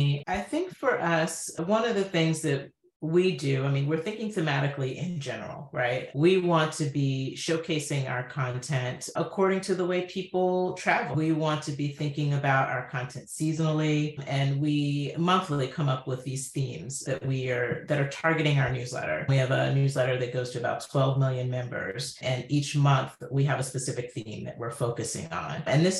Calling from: Bowie, Maryland, United States; I'm joining you from the Washington, D.C. area, Bowie, Maryland, specifically.

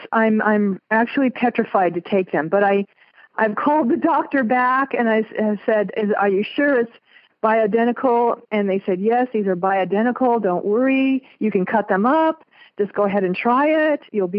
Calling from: Las Vegas, Nevada, United States; I'm from Las Vegas.

